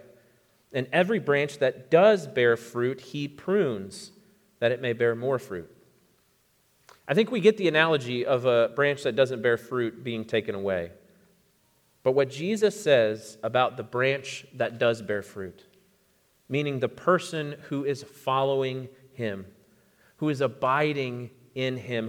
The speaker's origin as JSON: {"language": "English", "region": "Florida", "country": "United States", "tie": "born or raised there", "moved": "yes", "said": "I grew up in Florida, and so I've lived through many hurricanes"}